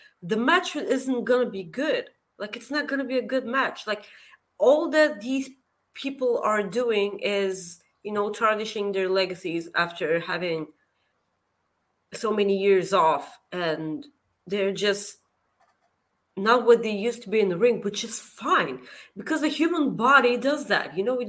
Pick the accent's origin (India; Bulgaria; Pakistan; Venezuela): Bulgaria; Also, Kenny, I'm from Bulgaria. Google it.